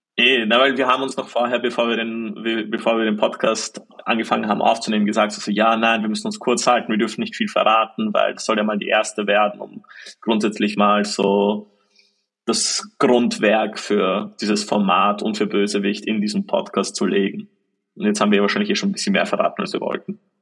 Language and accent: German; Austria; bei uns in Österreich